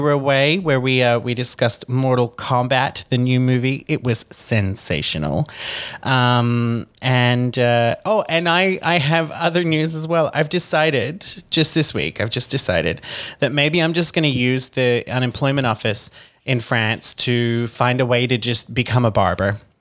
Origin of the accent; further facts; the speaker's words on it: Australia; moved away; as an Australian citizen